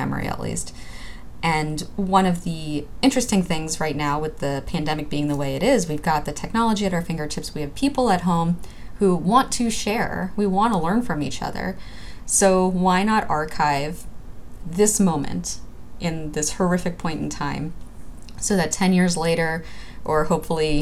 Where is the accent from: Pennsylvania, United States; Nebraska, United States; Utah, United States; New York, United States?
New York, United States; New York City; growing up in Brooklyn, New York